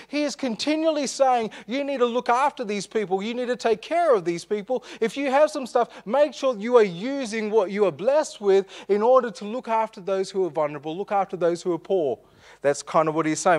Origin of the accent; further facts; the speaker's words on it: Armidale, New South Wales, Australia; We grew up in Armidale